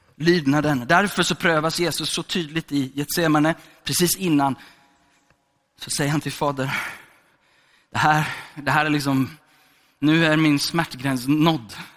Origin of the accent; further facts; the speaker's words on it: Gothenburg, Västra Götaland, Sweden; är född i Hammarkullen, uppvuxen i Sandeslätt. Okej, okay, så jag är från Göteborg